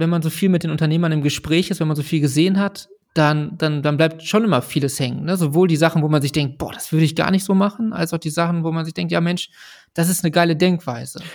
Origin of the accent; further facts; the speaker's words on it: Ruhr area, North Rhine-Westphalia, Germany; Ich selber bin auch im, im Ruhrgebiet geboren, groß geworden